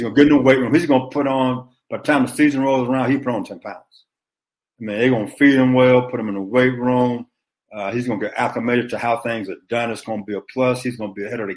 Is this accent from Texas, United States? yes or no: yes; Beaumont, Texas, United States; I'm from Beaumont, Texas